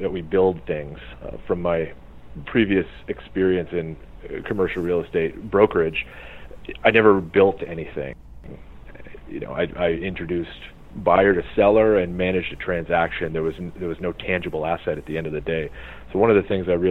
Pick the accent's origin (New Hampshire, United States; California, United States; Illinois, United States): New Hampshire, United States; now in Arizona, United States; I'm from New Hampshire originally